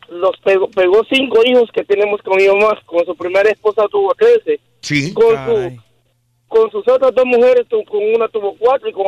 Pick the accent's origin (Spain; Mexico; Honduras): Honduras; Olanchito, Yoro; Nosotros somos de Honduras.